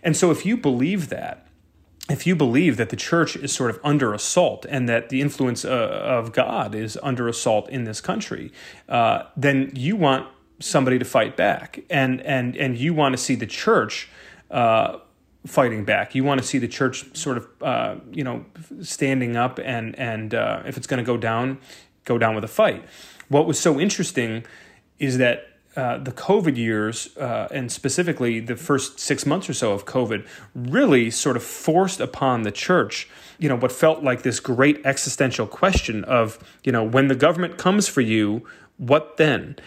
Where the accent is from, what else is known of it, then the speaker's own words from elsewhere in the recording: Brighton, Michigan, United States; my hometown of Brighton, Michigan